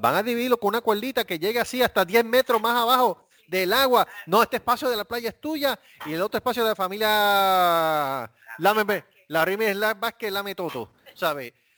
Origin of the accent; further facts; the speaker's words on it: Puerto Rico; nosotros somos la jurisdicción de Estados Unidos con más casos de esto